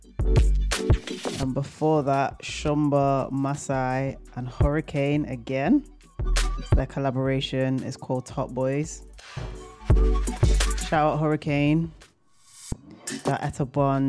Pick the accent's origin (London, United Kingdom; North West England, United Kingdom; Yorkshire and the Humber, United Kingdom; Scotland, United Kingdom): North West England, United Kingdom; Manchester; Manchester, my hometown